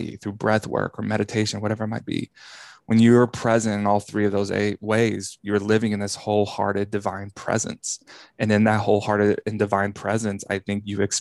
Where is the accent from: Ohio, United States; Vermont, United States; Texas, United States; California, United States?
Texas, United States; growing up in the Bible Belt of Texas, evangelical world